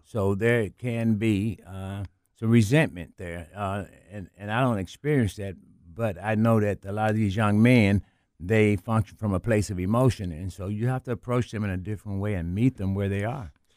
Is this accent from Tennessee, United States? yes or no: yes; Memphis, Tennessee, United States; I grew up in South Memphis